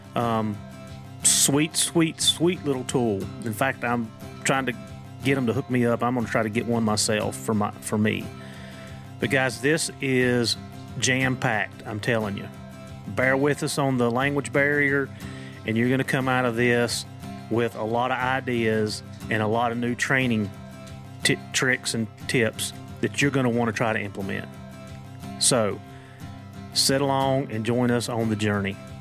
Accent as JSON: {"language": "English", "region": "Appalachia", "country": "United States", "accent": "Appalachian American", "said": "my Appalachian American"}